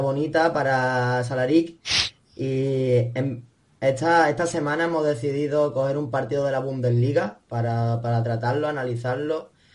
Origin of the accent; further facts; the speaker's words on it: Andalusia, Spain; como dicen en mi tierra